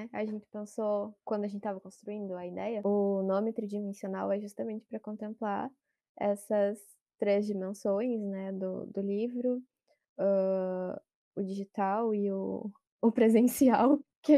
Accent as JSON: {"language": "Portuguese", "region": "Rio Grande do Sul", "country": "Brazil", "said": "porque eu sou gaúcha."}